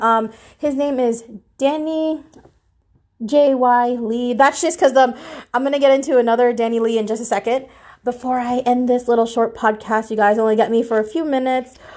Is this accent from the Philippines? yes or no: yes; Philippines; I'm Filipino